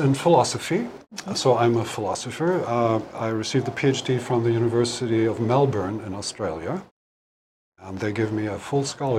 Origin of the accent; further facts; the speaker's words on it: Germany; moved away as an adult; also born or lived in San Francisco Bay Area, United States; now in Hawaii, United States; I'm European. I was born and raised in Germany. Mm-hmm. And as a young man, I had opportunity to come to the United States, California, San Francisco, of all places. And I never left for 30 years.